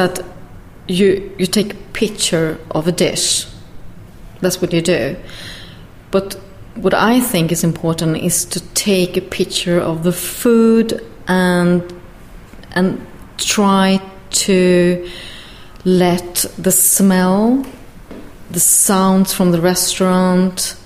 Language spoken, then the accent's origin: English; Sweden; moved away as an adult; also born or lived in London; we're from Sweden, and we have been living in London for a while as well.